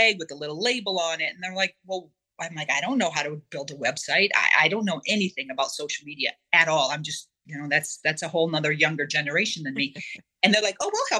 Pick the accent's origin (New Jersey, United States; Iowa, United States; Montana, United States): Iowa, United States; moved away as an adult; also born or lived in New York City; I'm originally from Iowa, grew up in a great big family with lots of brothers.